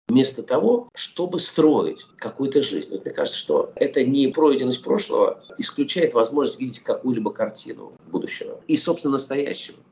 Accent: Russia; moved away as an adult; also born or lived in Soviet Union; я, был вырос а в России, прожил там все-таки очень много лет своей жизни

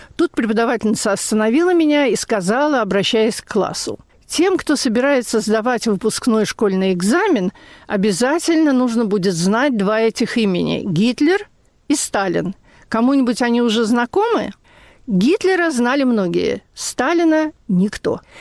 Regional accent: Russia; moved away as an adult; now in United States

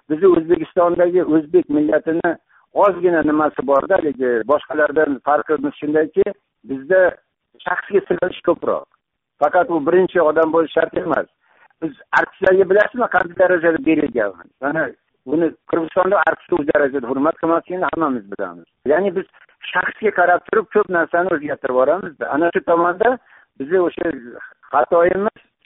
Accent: Uzbekistan; biz yoshligimizdan boshlab mana shu o'zbekistonda yashayotganlar

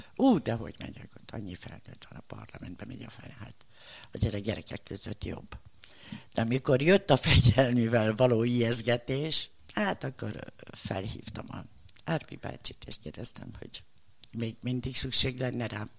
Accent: Budapest, Hungary; also born or lived in Bedő, Hajdú-Bihar; amikor Pestre kerültem negyedikesként

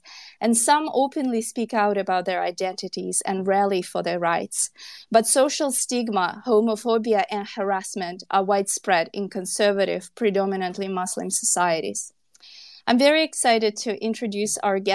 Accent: Kyrgyzstan; I'm a journalist from Kyrgyzstan

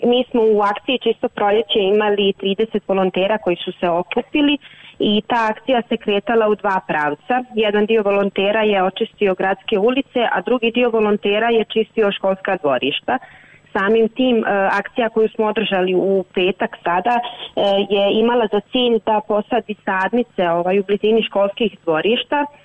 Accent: Prijedor, Republika Srpska, Bosnia & Herzegovina

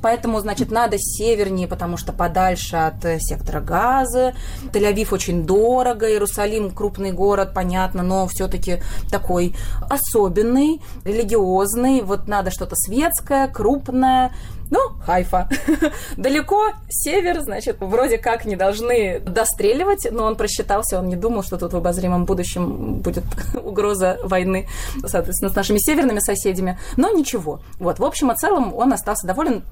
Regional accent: Saint Petersburg, Russia; moved away as an adult; now in Haifa, Israel; В Петербурге я прожила 31 год своей жизни.

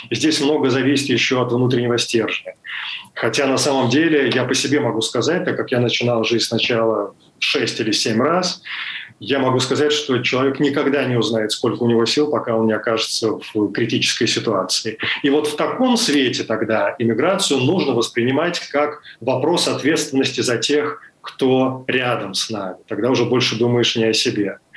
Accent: Kyiv, Ukraine; и Киев для меня был знакомый более чем знакомый это мой второй город мой родной город поэтому там было легче.

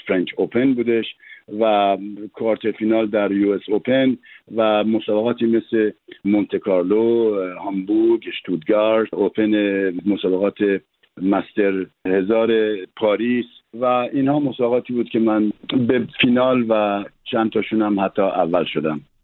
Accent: Tehran, Tehran Province, Iran; moved away as an adult; now in France; من تو امجدیه بزرگ شدم

